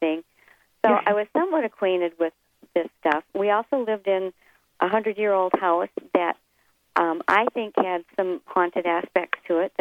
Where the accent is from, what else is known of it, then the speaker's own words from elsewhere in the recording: Elkhorn, Wisconsin, United States; my hometown of Elkhorn